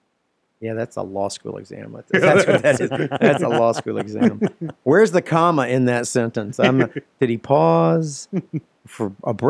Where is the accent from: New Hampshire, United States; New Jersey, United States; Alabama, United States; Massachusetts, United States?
Alabama, United States; Central; I'm from Central Alabama.